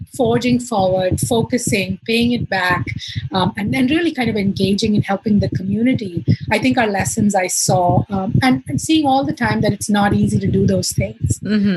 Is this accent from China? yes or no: no; Mumbai, Maharashtra, India; moved away as an adult; now in New York City, United States; So I grew up in Bombay